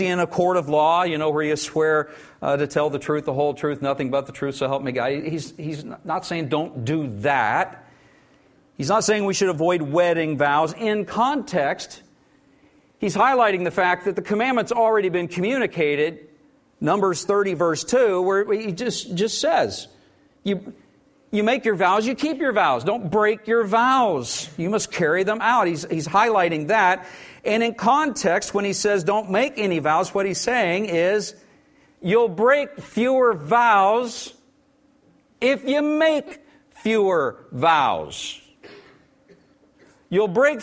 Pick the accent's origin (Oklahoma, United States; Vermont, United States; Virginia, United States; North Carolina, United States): Oklahoma, United States; I grew up weird in Oklahoma.